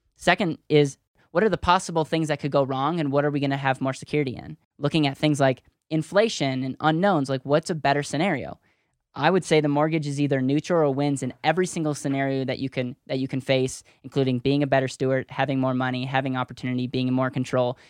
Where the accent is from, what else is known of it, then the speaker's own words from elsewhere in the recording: Wisconsin, United States; now in Denver, United States; I grew up in Wisconsin